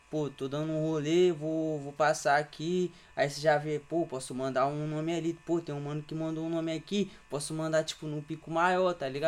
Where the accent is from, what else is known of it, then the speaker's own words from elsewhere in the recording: Serra, Espírito Santo, Brazil; Tenho 21 anos, sou da Serra.